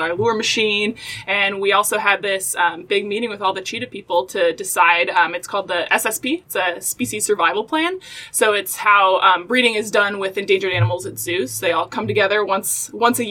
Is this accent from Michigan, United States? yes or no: yes; Grand Rapids, Michigan, United States; also born or lived in Texas; now in Cincinnati, United States; I'm from Grand Rapids, Michigan